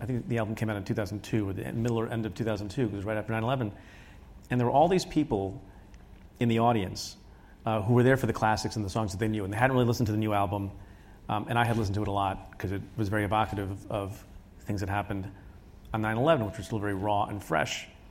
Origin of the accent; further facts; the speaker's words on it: India; now in United States; I was born in India